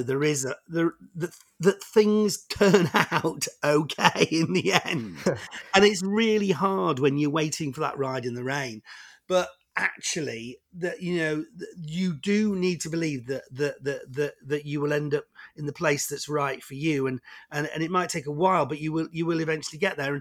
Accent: Warrington, North West England, United Kingdom; I grew up in Warrington, which is you know, just halfway between Manchester and Liverpool.

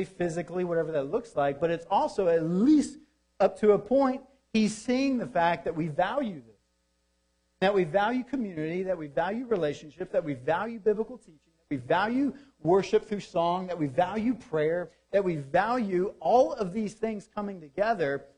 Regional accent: Deep South, United States; Growing up in the Deep South

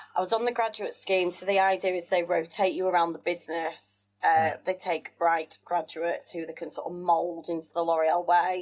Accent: Wakefield, Yorkshire and the Humber, United Kingdom; accent: northern; also born or lived in South Africa; I was brought up in Yorkshire. So from my accent, lots of people assume I'm born and bred a northerner, which I suppose yeah. I am

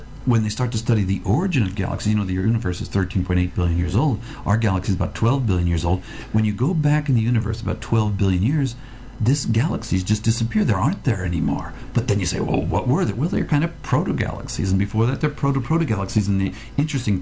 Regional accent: United States; now in Australia; I was born in the States

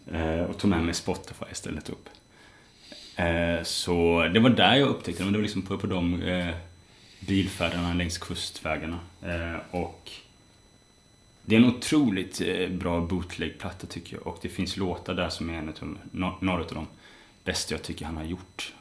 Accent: West Coast, Sweden; moved away; när jag är hemma på västkusten, där jag kommer ifrån, hälsar på mina föräldrar

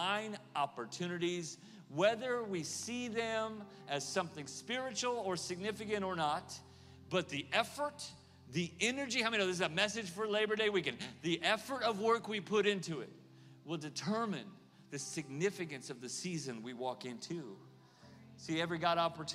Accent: Oklahoma, United States; moved away as an adult; also born or lived in California; now in Kansas City, United States; I'm from Oklahoma

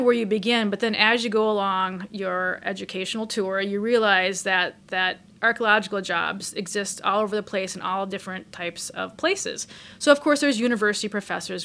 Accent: Minnesota, United States; moved away as an adult; also born or lived in Oregon; I'm from Minnesota originally

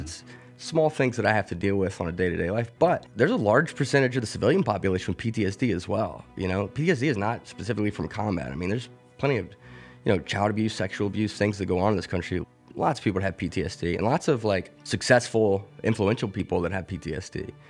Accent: Mobile, Alabama, United States; moved away as an adult; now in Pittsburgh, United States; I grew up in Mobile, Alabama

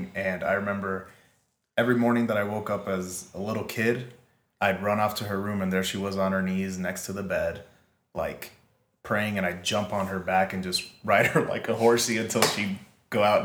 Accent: the South, United States; I grew up in the South

